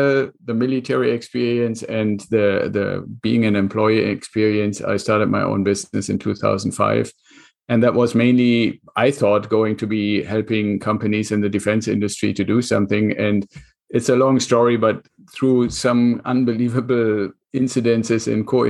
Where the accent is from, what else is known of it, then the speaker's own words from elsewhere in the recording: Germany; English is a second language; moved away as an adult; now in United States; my accent, and I'm originally from Germany. So I came to the United States with the Air Force.